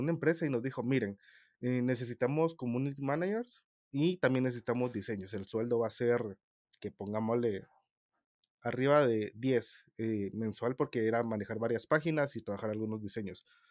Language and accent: Spanish; Guatemala; soy el típico guatemalteco que es mil usos